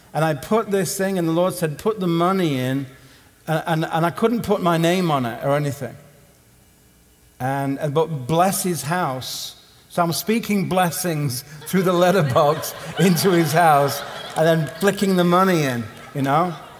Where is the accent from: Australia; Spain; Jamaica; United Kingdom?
United Kingdom; Southampton, South East England; my hometown in Southampton